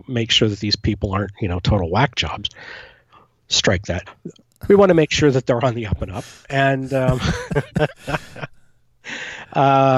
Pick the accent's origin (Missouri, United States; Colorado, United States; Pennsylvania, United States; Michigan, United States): Pennsylvania, United States; moved away; my hometown in Pennsylvania